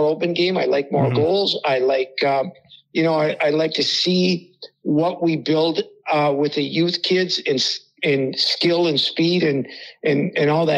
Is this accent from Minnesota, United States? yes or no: yes; Hibbing, Minnesota, United States; Scott Sandlin, who I grew up with in Hibbing.